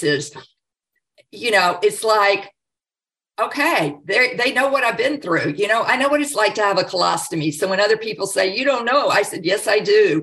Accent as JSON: {"language": "English", "region": "the South", "country": "United States", "tie": "born or raised there", "said": "growing up in the South"}